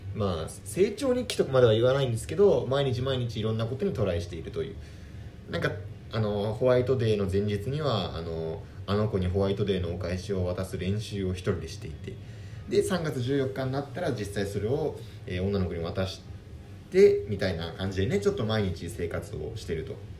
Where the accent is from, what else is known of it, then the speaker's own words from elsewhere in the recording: Tokyo, Japan; 僕ら東京の出身なんですけど